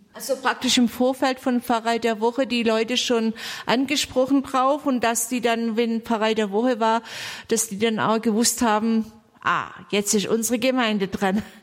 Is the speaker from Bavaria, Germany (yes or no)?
yes; near Triftern, Bavaria, Germany; ich komme aus der Nähe von Triftern